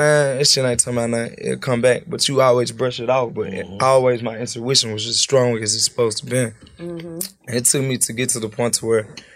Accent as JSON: {"language": "English", "town": "Memphis", "region": "Tennessee", "country": "United States", "tie": "born or raised there", "said": "Growing up in Memphis"}